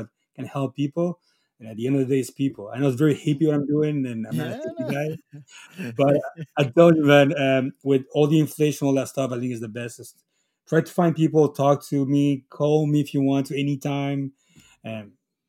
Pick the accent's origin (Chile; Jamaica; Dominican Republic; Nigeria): Chile; also born or lived in Italy (ancestry); now in Quebec, Canada; I'm from Chile. I'm a Chileno from Italy.